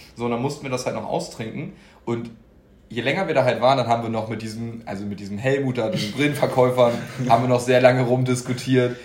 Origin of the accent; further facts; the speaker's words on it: Hamburg, Germany; wir kommen ja auch alle aus Hamburg